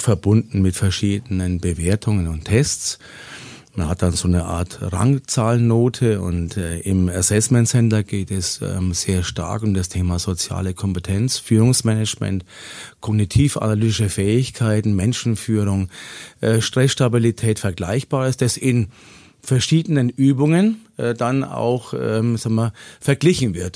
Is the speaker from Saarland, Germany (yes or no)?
no; Lower Franconia, region around Schweinfurt, Bavaria, Germany; moved away as an adult; now in Augsburg, Germany; gebürtig komme ich aus Unterfranken, aus der Region um Schweinfurt und äh, bin auch da aufgewachsen